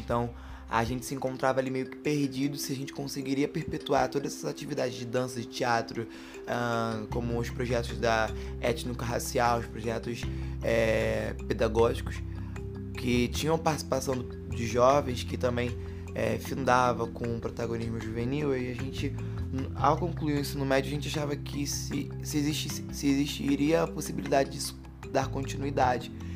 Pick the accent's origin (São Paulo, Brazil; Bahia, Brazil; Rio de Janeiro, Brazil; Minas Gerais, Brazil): Rio de Janeiro, Brazil; also born or lived in Santa Cruz, Rio de Janeiro; nascido e criado aqui em Campo Grande, né? Nasci no Cesarão em Santa Cruz, vim morar aqui em Campo Grande